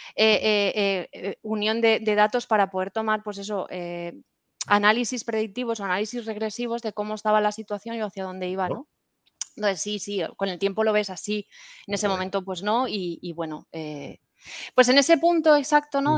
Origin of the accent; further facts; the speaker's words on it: Puerto de Sagunto, Valencian Community, Spain; yo soy de un pueblecito eh, de Valencia que se llama Puerto de Sagunto